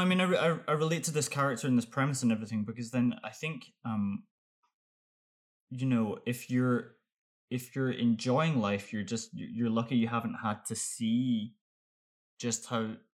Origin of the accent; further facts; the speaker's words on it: Glasgow, Scotland, United Kingdom; I'm from Glasgow in Scotland